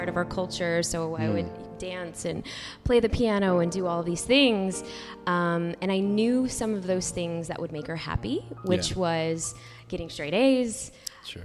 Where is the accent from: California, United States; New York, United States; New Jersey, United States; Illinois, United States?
Illinois, United States; Chicago; I'm from the city